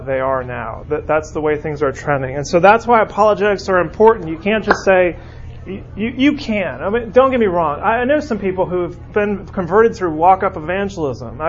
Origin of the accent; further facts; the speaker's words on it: California, United States; now in Birmingham, United States; growing up in California